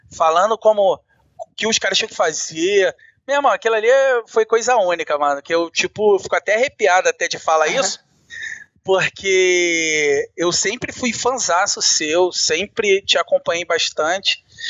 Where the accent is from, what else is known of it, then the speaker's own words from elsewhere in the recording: Rio de Janeiro, Brazil; eu sou do Rio de Janeiro